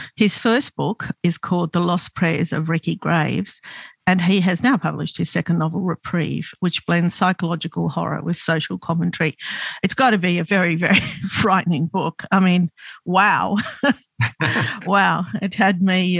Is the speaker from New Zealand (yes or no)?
no; Australia; I'm Lebanese Australian. So um, my parents immigrated to Australia in the 50s, and I grew up as an outsider